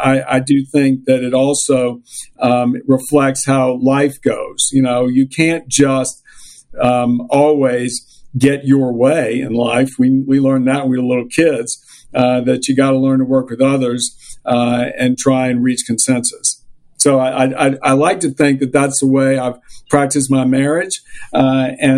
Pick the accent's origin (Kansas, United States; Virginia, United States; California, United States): Virginia, United States; Richmond; I grew up in the organized Jewish community in Richmond, Virginia